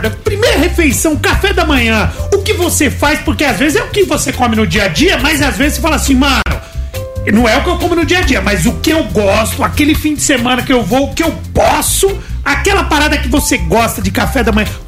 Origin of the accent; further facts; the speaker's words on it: São Paulo, Brazil; Peru. Sou de Peru.